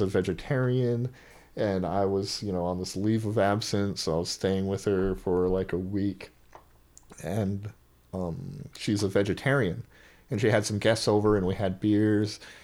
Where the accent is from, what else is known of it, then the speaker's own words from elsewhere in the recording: Oahu, Hawaii, United States; moved away as an adult; now in Portland, United States; Hawaii is such where I grew up at least on Oahu, not the outer islands